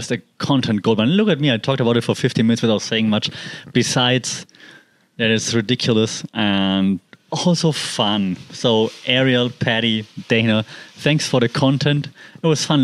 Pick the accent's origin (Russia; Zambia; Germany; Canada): Germany; I'm from Europe. I mean, Germany and Poland